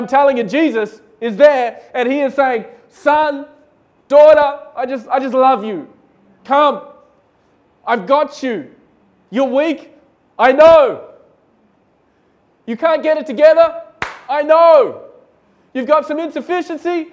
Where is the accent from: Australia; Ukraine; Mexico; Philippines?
Australia; moved away as an adult; now in India; I was from Australia.